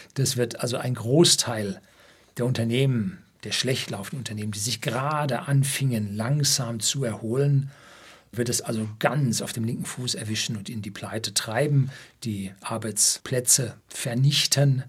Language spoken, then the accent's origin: German; Bavaria, Germany; bei uns in Bayern